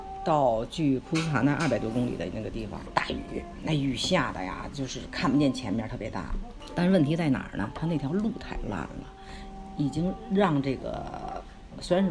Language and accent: Chinese; Beijing, China; 是中国人吗？我说对，是中国人。从哪儿来？我说我们从北京来。